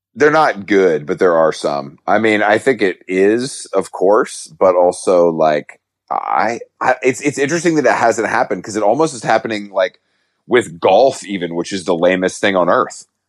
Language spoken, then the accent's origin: English; Georgia, United States; moved away; I'm from the South